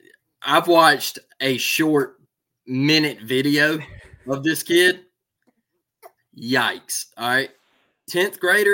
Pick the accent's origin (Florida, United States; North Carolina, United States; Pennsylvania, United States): Florida, United States; You know, hey, I come from the same trenches you come from. You know, we're both from Florida.